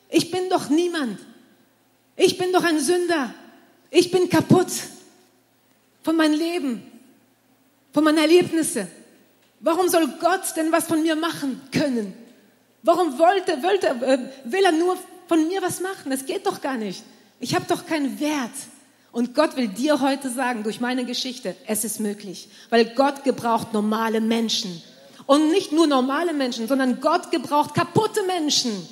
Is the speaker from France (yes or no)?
yes; France; also born or lived in Germany; Ich bin in Frankreich aufgewachsen äh, meine Eltern, ich bin in Deutschland geboren und meine Eltern sind nach Frankreich gezogen mit, äh, mit mir und meine zwei Brüdern, als ich äh, um, vier, um die vier Jahre alt war